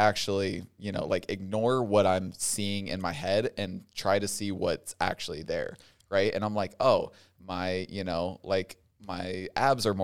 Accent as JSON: {"language": "English", "town": "Cincinnati", "region": "Ohio", "country": "United States", "moved": "as an adult", "said": "I'm from Cincinnati"}